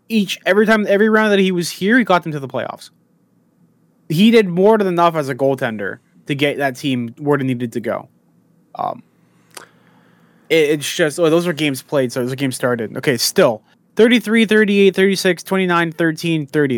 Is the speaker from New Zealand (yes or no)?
no; Canada; there's a poutinery place here in, um, Canada